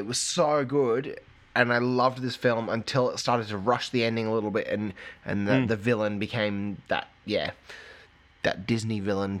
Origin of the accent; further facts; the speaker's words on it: England, United Kingdom; now in Australia; I grew up in England